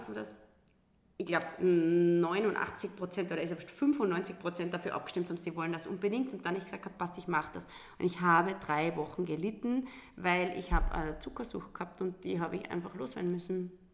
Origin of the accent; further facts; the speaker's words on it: Lungau, Salzburg, Austria; now in Carinthia, Austria; ich bin eine gebürtige Lungauerin